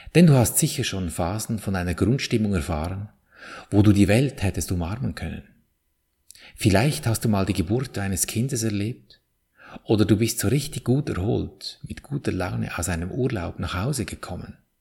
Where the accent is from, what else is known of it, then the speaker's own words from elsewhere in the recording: Switzerland; bei uns in der Schweiz